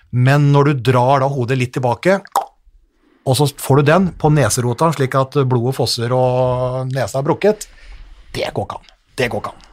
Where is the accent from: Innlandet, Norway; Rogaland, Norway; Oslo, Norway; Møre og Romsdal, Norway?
Innlandet, Norway; Hamar; jeg er jo fra Hamar, så jeg har jo vant potetferien